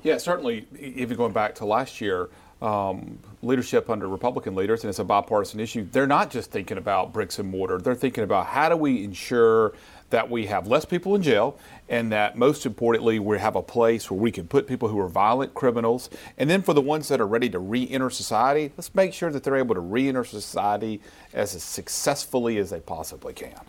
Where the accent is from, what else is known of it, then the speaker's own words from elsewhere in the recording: Yazoo City, Mississippi, United States; as I was a little boy growing up in Yazoo City